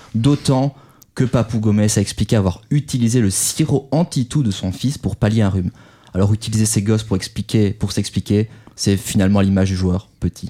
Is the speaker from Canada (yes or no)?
no; France; chez nous en France